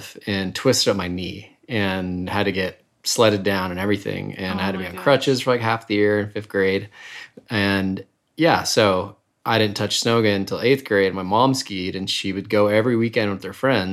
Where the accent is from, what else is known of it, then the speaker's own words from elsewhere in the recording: Salt Lake City, Utah, United States; I grew up, born, raised in Salt Lake City, in the avenues above downtown